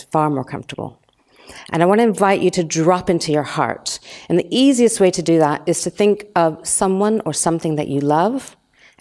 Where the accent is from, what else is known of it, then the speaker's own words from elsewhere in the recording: United States; moved away as an adult; now in London, United Kingdom; I'm American, and I just landed in London about 30, it was actually 31 years ago